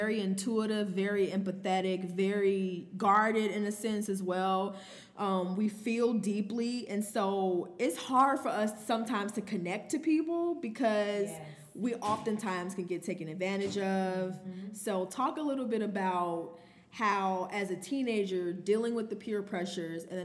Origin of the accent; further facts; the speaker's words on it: United States; growing up in Glen Ryan